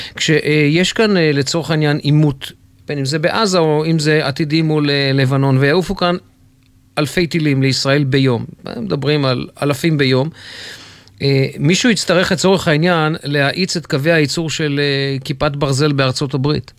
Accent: Jerusalem, Jerusalem District, Israel; אני גדלתי ילד בירושלים

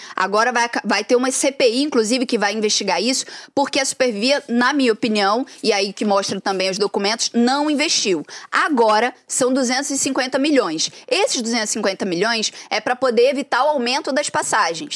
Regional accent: Duque de Caxias, Rio de Janeiro, Brazil; E eu sou de Saracuruna

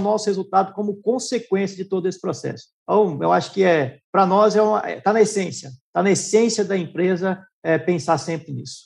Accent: Rondonópolis, Mato Grosso, Brazil; moved away as an adult; also born or lived in Araguari, Minas Gerais / Goiânia; minha família mudou para Rondonópolis em 1982. Eu tinha aí quatro anos de idade, então já temos uma longa história aí em Rondonópolis

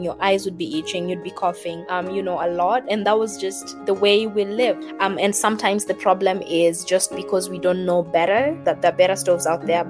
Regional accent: Nairobi, Kenya; I grew up in Mukuru, one of the biggest slums here in Nairobi

